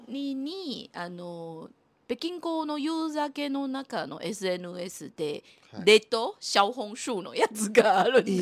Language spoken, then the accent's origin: Japanese; Taiwan; Japanese is a second language; now in Japan; 特に私台湾出身の人間ですから。